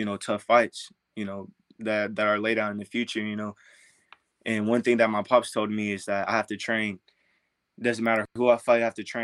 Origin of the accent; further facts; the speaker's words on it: Duncanville, Texas, United States; my hometown, Dallas, you know, Duncanville, that in around that area